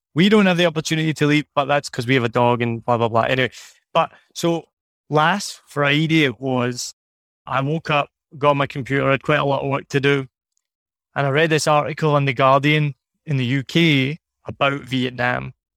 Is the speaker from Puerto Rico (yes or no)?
no; Scotland, United Kingdom; moved away; I'm from Scotland